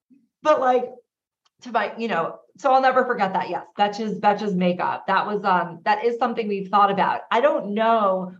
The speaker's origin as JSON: {"language": "English", "area": "Long Island", "region": "New York", "country": "United States", "tie": "born or raised there", "said": "we're all from Long Island Day you know, a very lovely town out here. Mm-hmm. And we grew up together"}